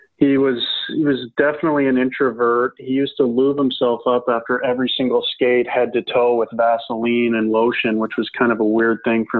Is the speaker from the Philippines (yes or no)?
no; Calgary, Alberta, Canada; play in Calgary, my hometown team, for the Hitmen